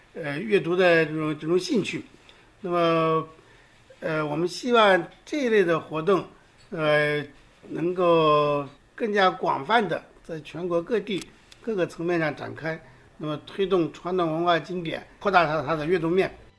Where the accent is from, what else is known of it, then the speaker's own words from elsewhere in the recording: China; 作为一个中国人